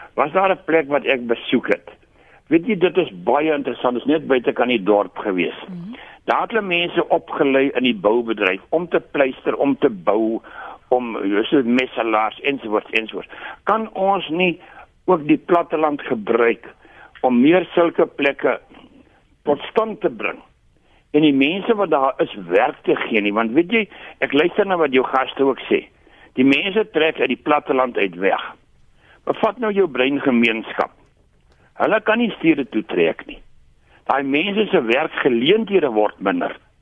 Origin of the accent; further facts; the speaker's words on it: Karoo, South Africa; moved away; ek het in die Karoo groot geword